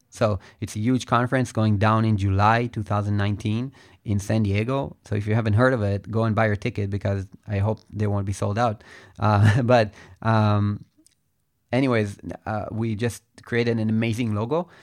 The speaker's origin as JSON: {"language": "English", "country": "Israel", "said": "I am from Israel"}